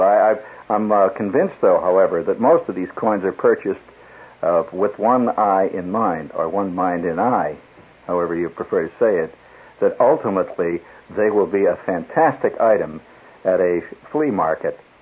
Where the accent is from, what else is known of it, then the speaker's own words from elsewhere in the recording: United States; I'm an American